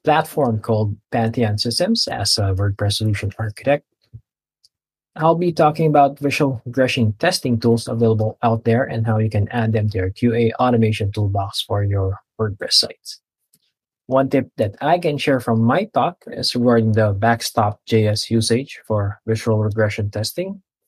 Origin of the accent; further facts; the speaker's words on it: Philippines; from the Philippines